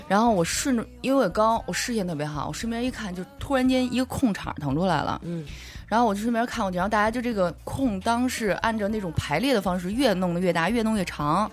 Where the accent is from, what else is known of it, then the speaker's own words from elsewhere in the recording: Beijing, China; 我土生土长北京人